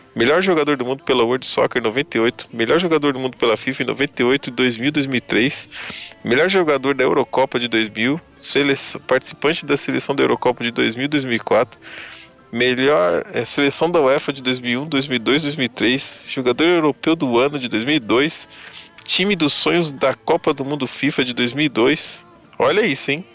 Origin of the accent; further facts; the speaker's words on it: Brazil; Eu sou brasileiro também